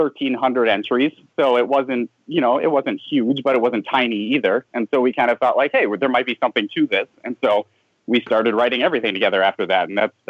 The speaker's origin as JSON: {"language": "English", "town": "Milwaukee", "region": "Wisconsin", "country": "United States", "also_born_or_lived": "Los Angeles", "moved": "as an adult", "said": "So I'm from Milwaukee. I actually live in Milwaukee now again. But we met while I was living in LA."}